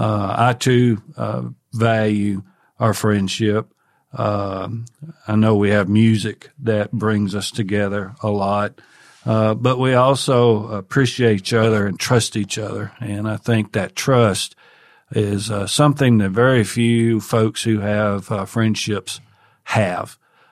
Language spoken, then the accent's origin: English; Tennessee, United States; Well, I grew up in Northwest Tennessee, native Tennessean, in the northwest corner of the state